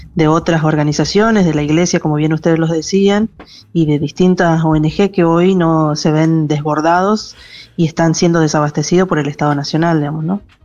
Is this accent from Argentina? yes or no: yes; Chaco, Argentina; Yo particularmente soy de Chaco